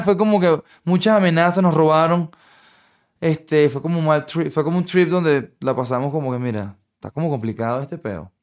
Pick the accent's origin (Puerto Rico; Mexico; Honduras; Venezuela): Venezuela; moved away; vengo de Venezuela